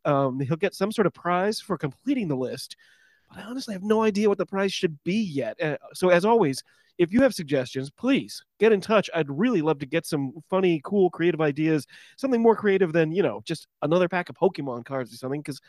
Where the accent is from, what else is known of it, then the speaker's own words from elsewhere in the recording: United States; your host for the show. I'm an American rugby fan